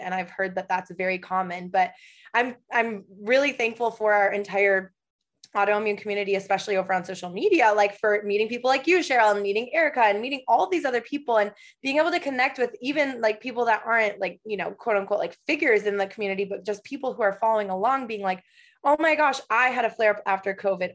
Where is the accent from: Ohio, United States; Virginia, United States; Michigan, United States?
Michigan, United States; moved away as an adult; also born or lived in Los Angeles, United States; now in Portland, United States; I currently live in Portland, Oregon. However, I spent four years in LA, and before that, I am originally from Michigan.